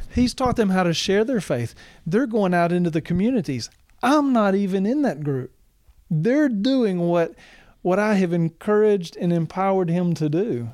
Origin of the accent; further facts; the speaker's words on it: Arkansas, United States; also born or lived in Michigan; now in Tennessee, United States; I grew up in Arkansas. I've lived in Michigan. I've lived in Tennessee.